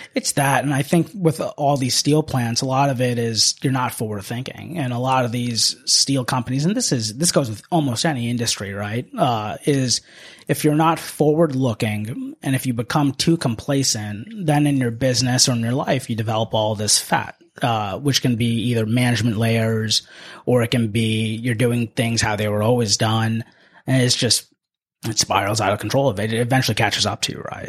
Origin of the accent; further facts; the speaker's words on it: Washington, District of Columbia, United States; also born or lived in India / Tempe, Arizona; I am not originally from the DC area, although I've lived here my entire life. I grew up in this area, but I was born in India